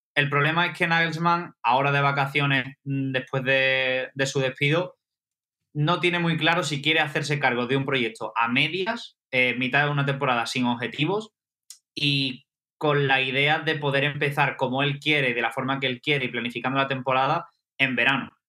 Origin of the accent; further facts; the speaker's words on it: Seville, Andalusia, Spain; now in London, United Kingdom; las procesiones de Sevilla, de donde yo soy